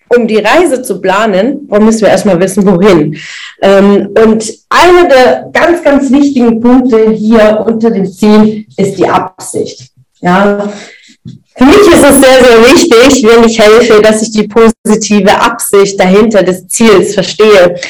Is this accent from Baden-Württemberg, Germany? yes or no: yes; das Ländle, Baden-Württemberg, Germany; so ein Schmeckle, sagen wir bei uns im Ländle